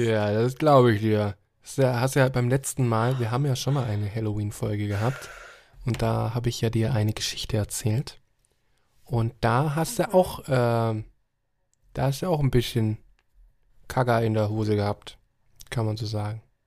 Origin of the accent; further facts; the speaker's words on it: Germany; hier bei uns in Deutschland